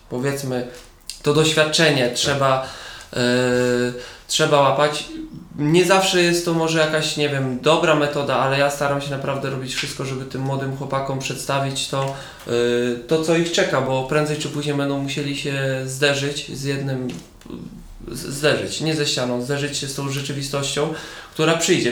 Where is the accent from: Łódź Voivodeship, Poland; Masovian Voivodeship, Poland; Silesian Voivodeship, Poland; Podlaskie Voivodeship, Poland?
Masovian Voivodeship, Poland; Siedlce; now in Kielce, Poland; Ja wychowałem się, urodziłem w Siedcach, później gdzieś tam przeprowadziliśmy się z rodzicami na wieś